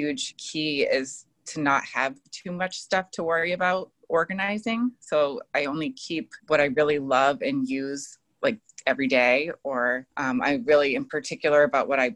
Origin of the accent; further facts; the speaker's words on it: East Coast, United States; now in San Diego, United States; I'm originally from the East Coast, but have been in San Diego for the last 15 years.